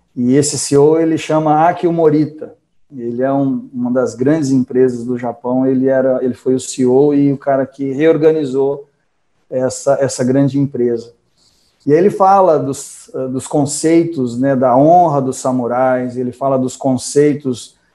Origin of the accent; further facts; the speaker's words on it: Franca, São Paulo, Brazil; moved away; also born or lived in Japan; a minha lugar que eu nasci, é, Franca